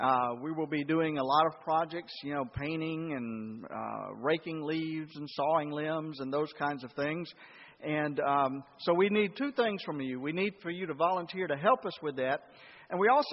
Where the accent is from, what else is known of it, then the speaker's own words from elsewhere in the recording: Atlanta, Georgia, United States; now in Henderson, United States; I'm from Atlanta